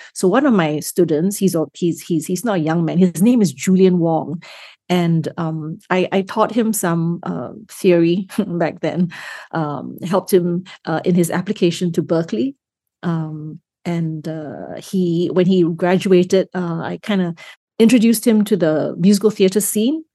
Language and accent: English; Singapore; first language English; also born or lived in Malaysia; I grew up, I grew up in Singapore. I was actually born in Malaysia, just north